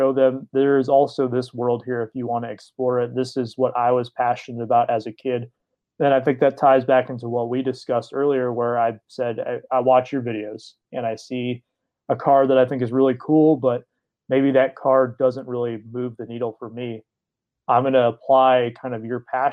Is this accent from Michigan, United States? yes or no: yes; Detroit, Michigan, United States; I grew up in the Detroit area